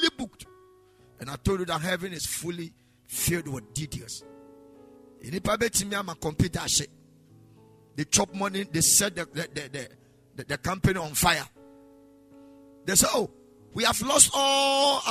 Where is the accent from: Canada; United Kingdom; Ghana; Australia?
Ghana; if we're Ghanaian